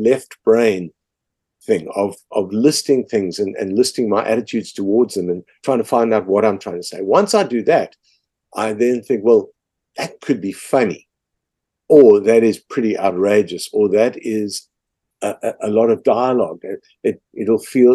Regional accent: South Africa; as a South African

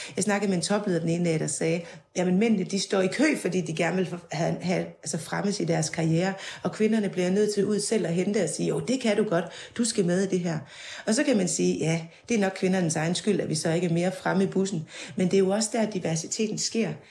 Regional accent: Denmark; jeg kommer fra Jylland

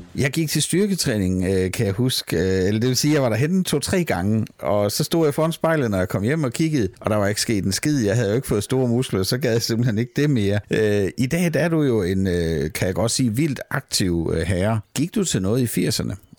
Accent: Southern Jutland, Southern Denmark, Denmark; now in Copenhagen, Denmark

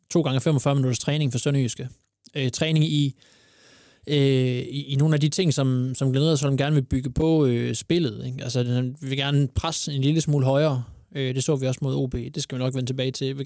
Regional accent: Aarhus, Central Denmark Region, Denmark; Er jo, jeg er jo Aarhusianer.

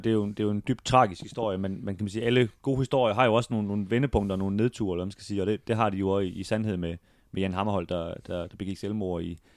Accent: Denmark; Hvor, hvor vi som danskere måske også følte

